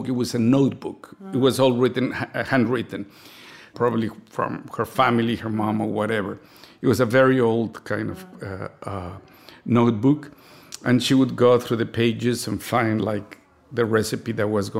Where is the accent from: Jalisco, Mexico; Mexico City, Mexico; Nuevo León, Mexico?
Mexico City, Mexico; A middle-class family in Mexico growing up in the 60s and the 70s